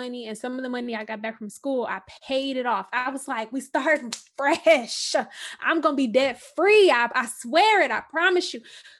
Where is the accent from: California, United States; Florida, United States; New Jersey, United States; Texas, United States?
Texas, United States; Houston; I'm from Houston, you know, born, raised